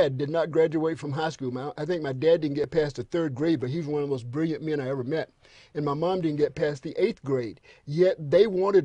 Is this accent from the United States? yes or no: yes; Kinston, North Carolina, United States; I grew up in a little town called Kinston, North Carolina, K-I-N-S-T-O-N